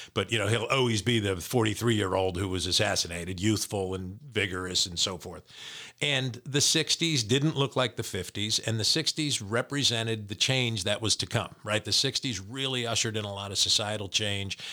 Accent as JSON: {"language": "English", "region": "New Jersey", "country": "United States", "tie": "born or raised there"}